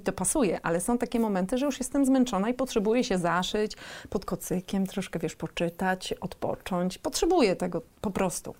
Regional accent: Gdańsk, Pomeranian Voivodeship, Poland; jesteśmy z Gdańska

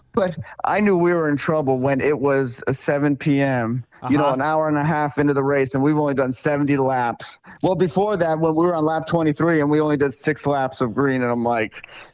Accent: Connecticut, United States; now in Florida, United States; I got that Florida blood now. You know, I'm originally from Connecticut, but that blood has long thinned out.

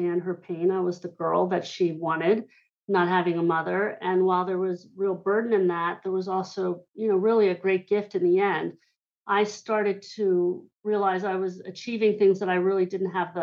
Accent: Hershey, Pennsylvania, United States; I grew up in Hershey, Pennsylvania

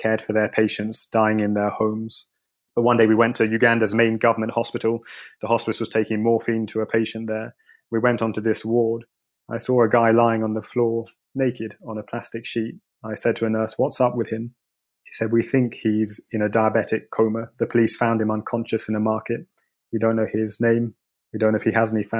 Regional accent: London, United Kingdom; moved away as an adult; also born or lived in East Africa; the experiences I had as a child growing up in London, the son of a Jamaican immigrant

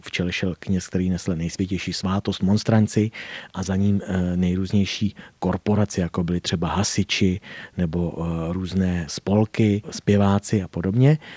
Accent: Doudlebsko, South Bohemian Region, Czechia; u nás na Rudebsku

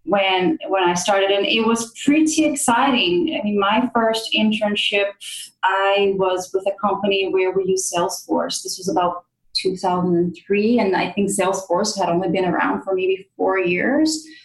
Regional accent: Brazil; moved away as an adult; also born or lived in United States; I grew up in Brazil knowing that I wanted to come to the United States and I wanted to come to college in the US.

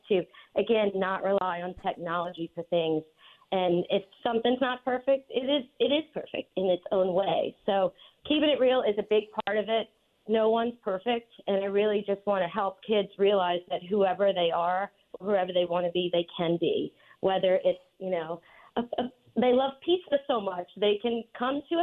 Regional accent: New Orleans, Louisiana, United States; moved away as an adult; also born or lived in New York City / Montauk; my hometown in New Orleans

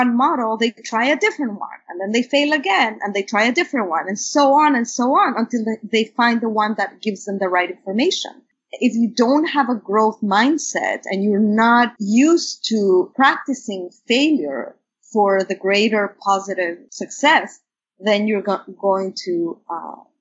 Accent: Mexico City, Mexico; English is a second language; moved away; when I was growing up in Mexico City

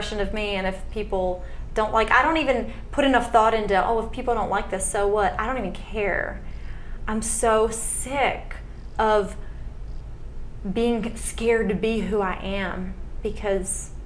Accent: the South, United States; born and raised in the South

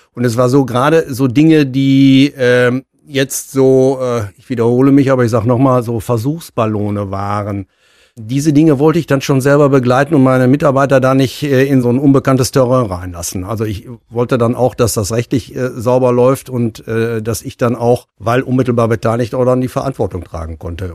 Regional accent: Münster, North Rhine-Westphalia, Germany; ich bin ja auch gebürtiger Münsteraner, bin ja nie weggekommen

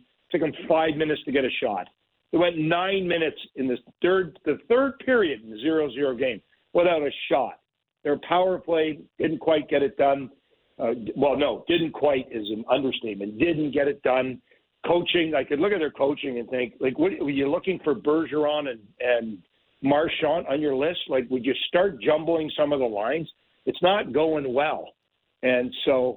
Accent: Pickering, Ontario, Canada; I'm from Pickering, and we have 8 reactors.

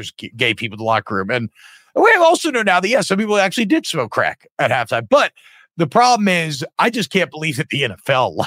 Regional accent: Louisiana, United States; I'm from Louisiana

